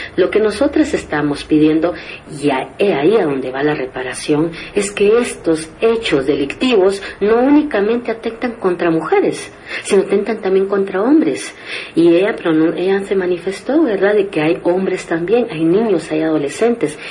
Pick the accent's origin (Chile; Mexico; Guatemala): Guatemala; como guatemaltecas y guatemaltecos